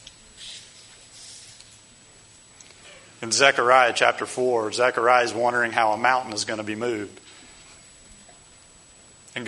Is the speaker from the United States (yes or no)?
yes; Ohio, United States; our home state of Ohio. She was from Ohio, I was from Ohio